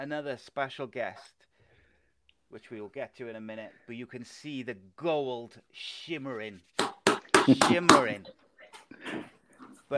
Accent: Wales, United Kingdom; as a Welshman myself

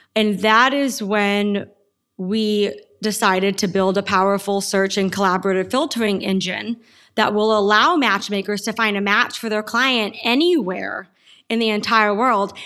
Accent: Yuma, Arizona, United States; I was born and raised in Yuma, Arizona.

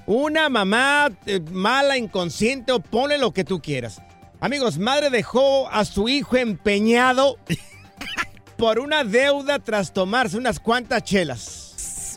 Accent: Jalisco, Mexico; yo soy del estado de Jalisco, soy de un ranchito que se llama Miraplanes

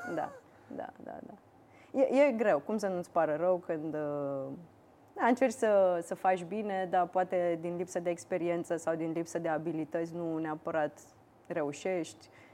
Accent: Iași, Iași County, Romania; eu sunt din Iași și vreau să aduc mulți bani în Iași. Așa. Și sunt firme de IT. Eu am făcut liceu de informatică din Iași

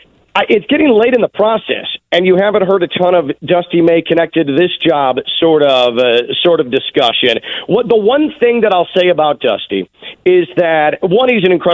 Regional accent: Chicago, Illinois, United States; moved away as an adult; also born or lived in South Florida; now in Boca Raton, United States; So I'm going to describe this as someone who did grow up in the Midwest. I'm a Chicagoan.

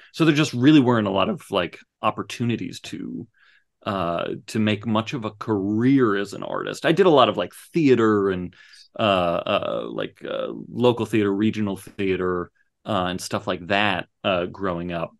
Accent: Phoenix, Arizona, United States; when I was growing up in the in the 80s and 90s, like Phoenix was a desert

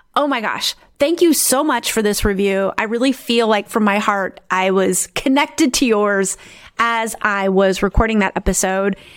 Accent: South Dakota, United States; now in Netherlands; I grew up in South Dakota in the United States

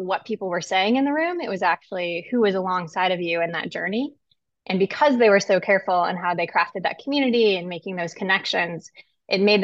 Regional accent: Pekin, Illinois, United States; I grew up in Pekin, Illinois, which is about in the center of the state, surrounded by farmland on all sides.

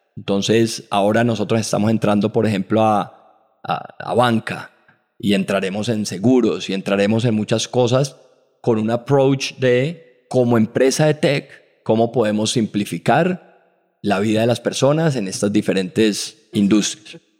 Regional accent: Colombia; Como colombianos

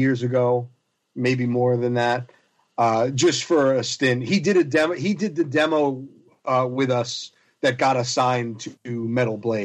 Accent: South Florida, United States; also born or lived in Long Island, New York / Poughkeepsie, New York; now in New Jersey, United States; I was born on Long Island, lived there until I was five, grew up in South Florida, which is where I consider really my home, because I spent most of my formative year, all of my formative years there

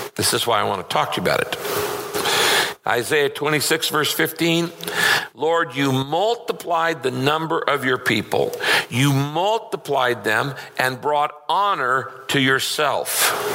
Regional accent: Northern California, United States; I grew up in Northern California

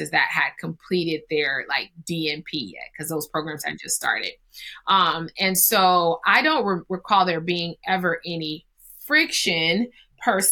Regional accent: California, United States; we're in Cali. We're from Cali

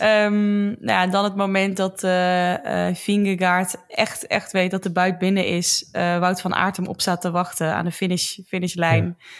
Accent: Roosendaal, North Brabant, Netherlands; Dat is een dorpje naast Roosendaal waar ik vandaan kom.

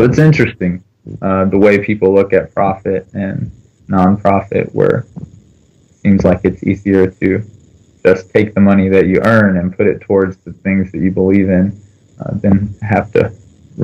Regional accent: Kentucky, United States; moved away as an adult; also born or lived in Korea; now in North Carolina, United States; I'm from Kentucky, but I moved to North Carolina because my wife is finishing her PhD

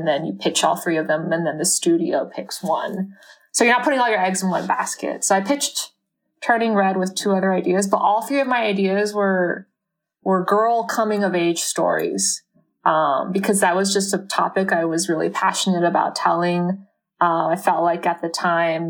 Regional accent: Canada; my own kind of relationship with my mom growing up in Canada

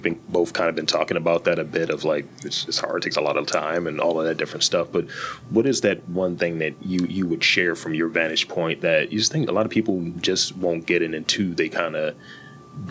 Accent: Baltimore, Maryland, United States; I'm from Baltimore

